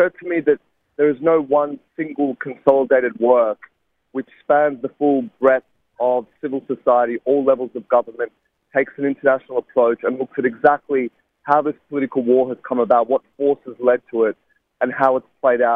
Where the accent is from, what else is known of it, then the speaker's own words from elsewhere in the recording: Sydney, New South Wales, Australia; a university in my hometown of Sydney